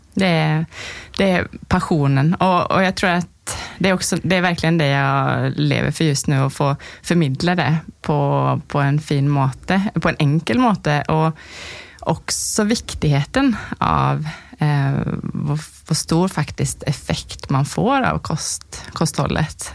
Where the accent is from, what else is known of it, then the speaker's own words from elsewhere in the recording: Sweden; now in Lierskogen, Norway; jag är svensk som du kan höra.